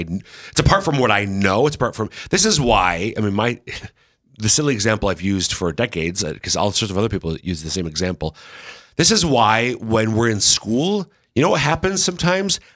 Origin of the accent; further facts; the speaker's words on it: Minnesota, United States; accent: Minnesota; my Minnesota accent